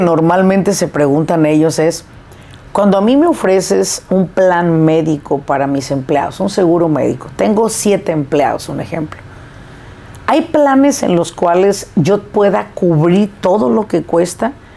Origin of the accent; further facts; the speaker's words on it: Apatzingán, Michoacán, Mexico; una ciudad cerquita de donde yo nací, que es Apachingán